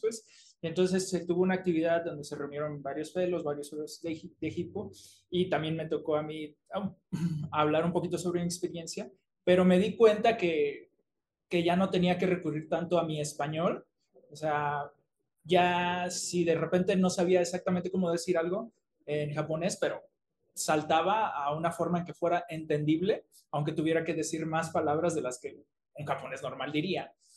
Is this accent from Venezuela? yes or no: no; Mexico; also born or lived in Tamaulipas, Mexico / Coahuila, Mexico / Acapulco, Guerrero, Mexico; now in Mexico City, Mexico; nací en Tamaulipas, pero me crié en Coahuila y en Acapulco y ya llevo un rato viviendo aquí en la Ciudad de México